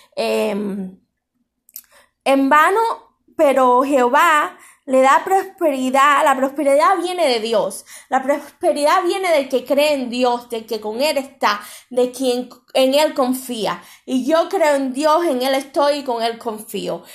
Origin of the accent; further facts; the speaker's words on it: Cuba; ya oré por mi tierra, ya oré por Cuba